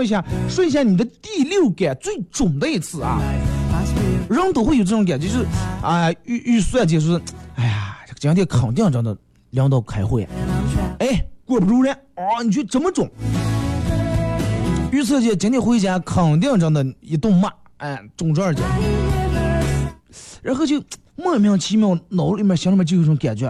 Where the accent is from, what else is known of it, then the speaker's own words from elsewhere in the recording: China; 但是你发现我们中国人其实现在富裕了，也有钱了，但是幸福指数好像上升的不是那么太厉害。